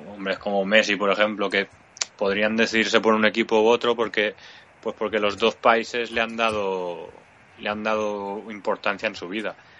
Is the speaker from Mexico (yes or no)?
no; Mallorca, Balearic Islands, Spain; como mallorquín